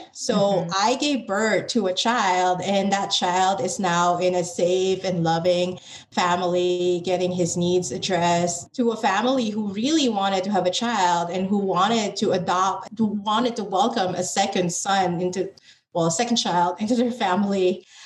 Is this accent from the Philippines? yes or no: yes; Philippines; moved away as an adult; now in United States; I identify as Filipino American because I am a Filipino born in the Philippines